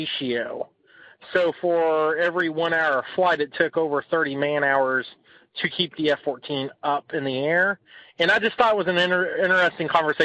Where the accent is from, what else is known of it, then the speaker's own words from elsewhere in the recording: Williamstown, Kentucky, United States; I'm from Williamstown, Kentucky